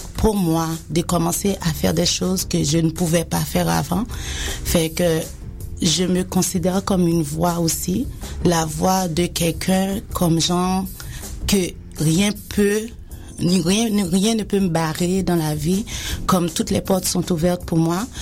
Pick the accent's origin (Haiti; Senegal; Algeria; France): Haiti; now in Quebec, Canada; j'ai grandi en Haïti, j'ai été élevée en Haïti